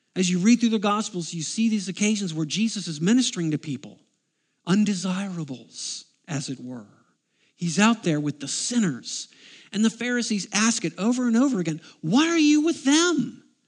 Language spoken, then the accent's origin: English; United States; I am an American